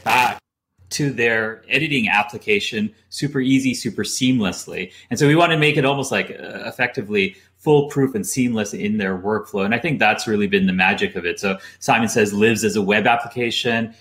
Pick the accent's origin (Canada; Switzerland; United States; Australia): Canada; moved away as an adult; also born or lived in London; I'm originally from Canada, but after college moved to London